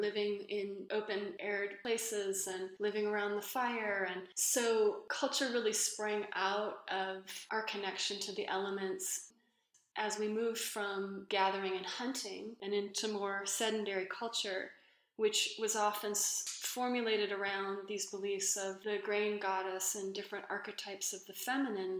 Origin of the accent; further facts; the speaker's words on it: Los Angeles, California, United States; growing up in Los Angeles in the 80s